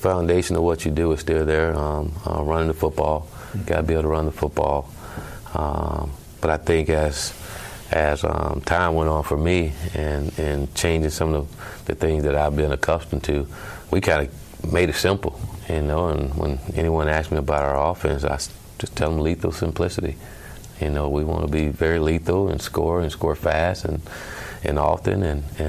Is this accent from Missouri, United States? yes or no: no; Palmetto, Florida, United States; growing up in Palmetto, Florida, we were playing Little League football